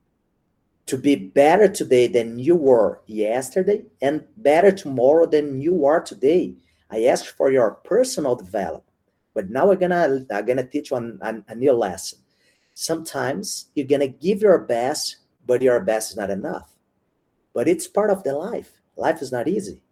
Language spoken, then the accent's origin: English; Brazil; now in São Paulo, Brazil; when I came back to Brazil